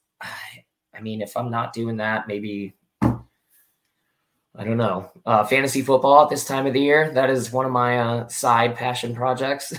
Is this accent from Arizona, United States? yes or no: no; Florida, United States; I'm from Florida originally